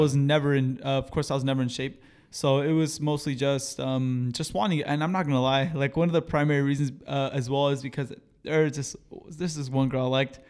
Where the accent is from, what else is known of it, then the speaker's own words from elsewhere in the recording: Marina, California, United States; also born or lived in Seaside, California; I came from Los Arboles Middle School